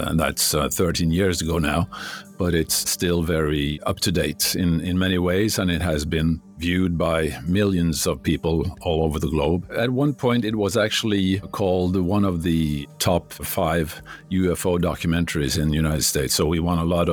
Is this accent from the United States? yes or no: no; Norway; English is a second language